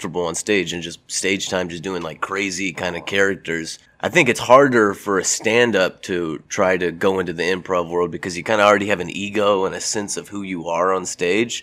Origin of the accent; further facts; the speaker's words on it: Lake Jackson, Texas, United States; moved away; I'm from Lake Jackson, Texas, home of …, Buc-ee's, and Ron Paul